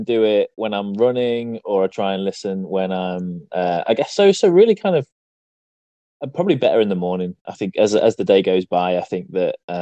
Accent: East Midlands, United Kingdom; I'm from the East Midlands in the UK

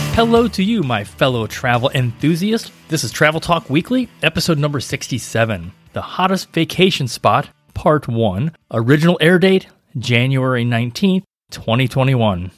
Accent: St. Louis, Missouri, United States; now in Tampa Bay, United States; Growing up in Saint Louis

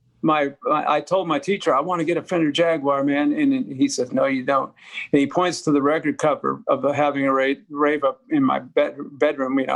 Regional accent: Denver, Colorado, United States; I grew up in Denver

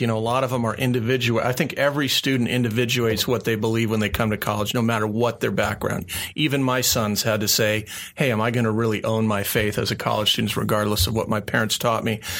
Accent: Phoenix, Arizona, United States; moved away as an adult; also born or lived in Tucson, Arizona; I grew up here in the Valley

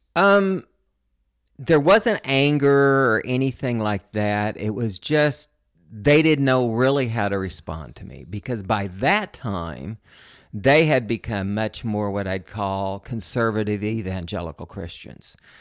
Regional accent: Oklahoma City, Oklahoma, United States; moved away as an adult; also born or lived in Odessa, Texas / Liberal, Kansas / Pacific Northwest; went to Liberal Kansas and then Oklahoma, where I did most of my growing up in Oklahoma City

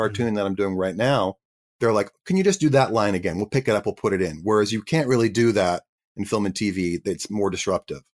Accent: Canada; I was an actor from Canada

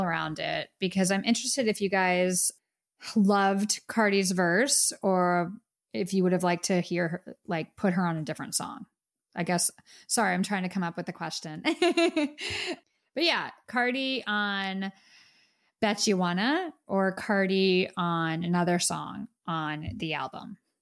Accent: United States; we're from America

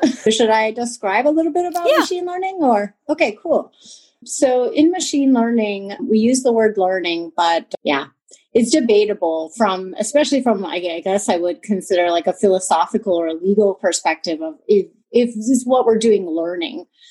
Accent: California, United States; moved away as an adult; now in Germany; I'm a Californian originally

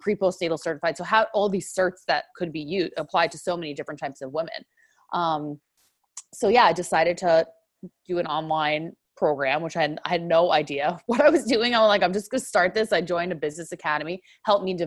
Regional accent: New York, United States; accent: New York; moved away as an adult; now in Southern California, United States; I'm originally from New York, so people might hear that accent

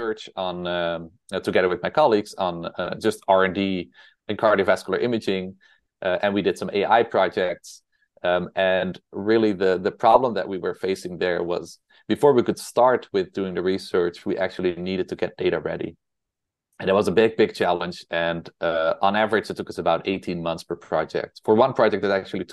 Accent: Netherlands; accent: Dutch; English is a second language; moved away as an adult; also born or lived in Utrecht, Netherlands / New York City, United States; now in United States; I'm originally from the Netherlands. That's why I have this Dutch accent

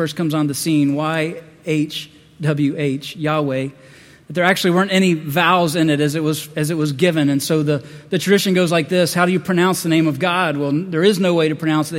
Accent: the South, United States; I'm from the South

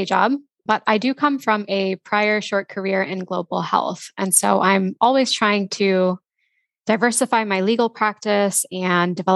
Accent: Texas, United States; now in Boston, United States; I'm from Texas and have kind of lived everywhere over the past decade or so

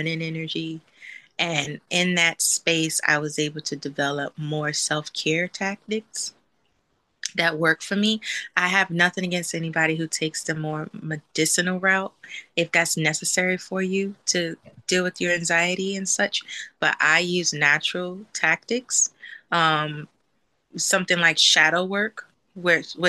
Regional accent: New Jersey, United States; moved away as an adult; now in California, United States; I'm originally from New Jersey. And so I relocated to California like 5 years ago

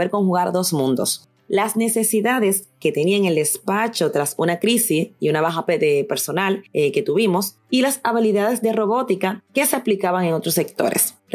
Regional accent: Dominican Republic; moved away as an adult; also born or lived in England; now in Madrid, Spain; dominicana de origen y española por residencia. Llevo 13 años viviendo en Madrid, España. Tengo 36 años

